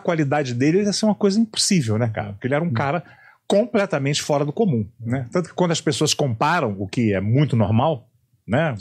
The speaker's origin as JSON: {"language": "Portuguese", "region": "Rio de Janeiro", "country": "Brazil", "said": "Eu sou carioca"}